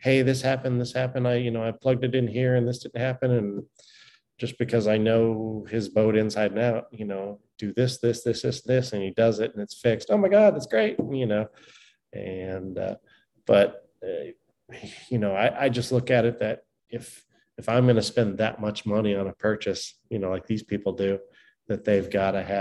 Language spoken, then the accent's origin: English; Laguna Beach, Newport Beach, Orange County, Southern California, United States; Grew up in Southern California in Laguna Beach, Newport Beach, in Orange County out there